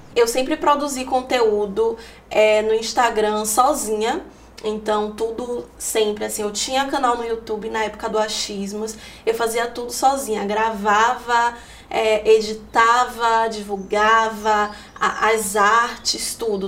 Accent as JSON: {"language": "Portuguese", "town": "Salvador", "region": "Bahia", "country": "Brazil", "tie": "born or raised there", "said": "sou de Salvador, né? Nasci aqui, já morei em vários lugares, em várias periferias de Salvador"}